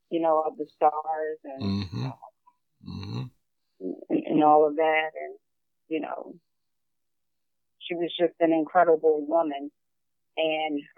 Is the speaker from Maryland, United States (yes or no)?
yes; Maryland, United States; also born or lived in South Carolina; when we moved from South Carolina, my brother and I, to Maryland, which my grandmother stayed in South Carolina